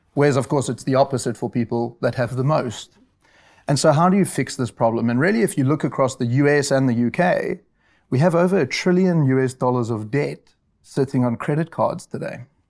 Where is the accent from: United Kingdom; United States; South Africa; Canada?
South Africa; moved away; I'm South African, and I went to the University of Rao in South Africa